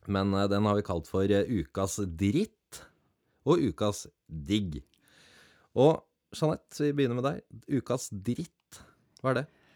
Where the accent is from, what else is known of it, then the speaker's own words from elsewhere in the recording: around the Oslo area, Eastern Norway, Norway; also born or lived in Grenland; now in Finnmark, Norway; Jeg har vokst opp eh, rundt i ja, Rundt Oslogryta til og fra to timer